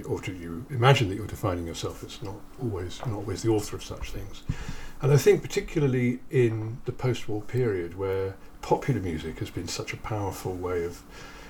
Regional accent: Kettering, East Midlands, United Kingdom; I grew up in Kettering

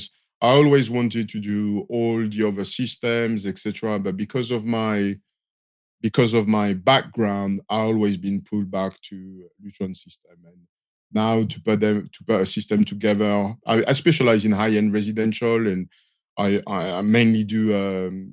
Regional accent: Marseille, Provence-Alpes-Côte d'Azur, France; accent: French; English is a second language; moved away as an adult; I'm from Marseille in the south of France.

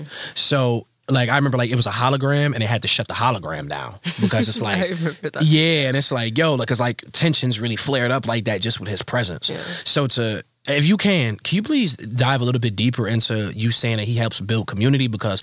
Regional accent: Rochester, New York, United States; also born or lived in Atlanta, Georgia; I grew up in Rochester.

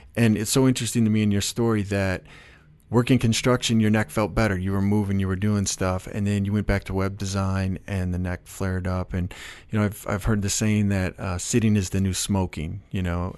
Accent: Chicago, Illinois, United States; I was from Chicago

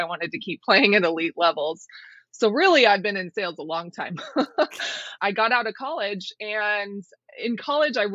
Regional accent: Colorado, United States; to Colorado. I moved back to my home state

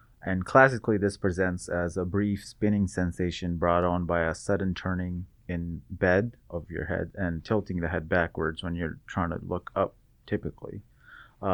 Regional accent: Seattle, Washington, United States; now in Bakersfield, United States; Originally, I'm from Seattle. Came to Bakersfield at the start of my third year.

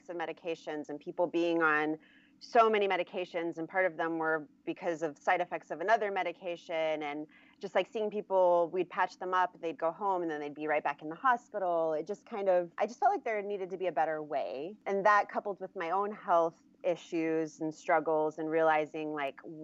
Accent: Germany; also born or lived in Michigan, United States; now in California, United States; I grew up mostly in Germany

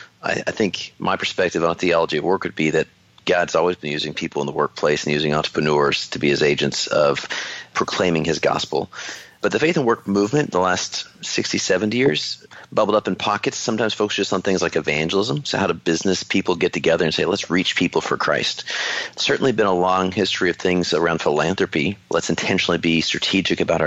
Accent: Alaska, United States; now in Texas, United States; growing up there, I think – was a great petri dish

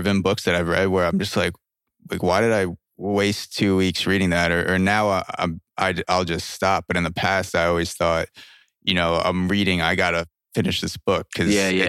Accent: Plainview, New York, United States; I grew up in Plainview, Long Island, which is, and they called it Plainview because it's like the whitest, most Jewish neighborhood

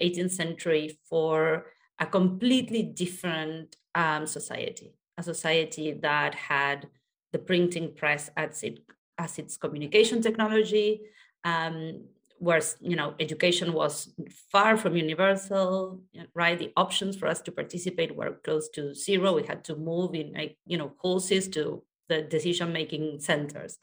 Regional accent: Argentina; I was born in Argentina

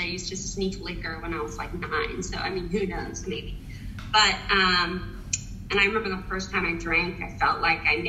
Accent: Nashville, Tennessee, United States; accent: Southern; now in New York City, United States; I'm from Nashville, Tennessee, so you may hear a little Southern accent poking through sometimes.

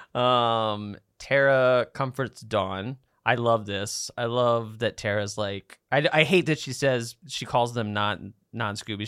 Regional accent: Baltimore, Maryland, United States; I'm from Baltimore

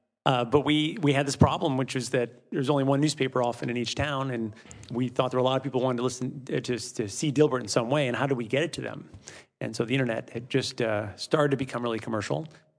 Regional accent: Midwest, United States; also born or lived in Europe; I grew up, I'm from the Midwest originally, but grew up mostly in Europe.

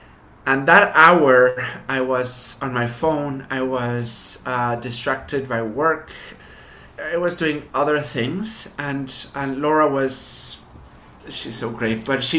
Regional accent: Mexico; So we were one of the families that were lucky to have a good status in Mexico. In terms of the education and parenting, I was in private schools in Mexico all my life.

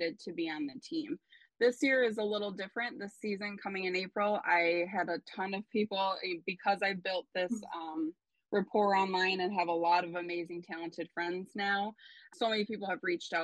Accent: Minneapolis, Minnesota, United States; also born or lived in New York; now in Chicago, United States; my hometown, Minneapolis

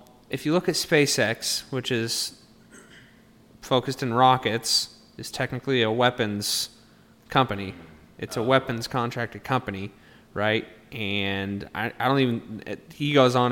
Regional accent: Kearney, Nebraska, United States

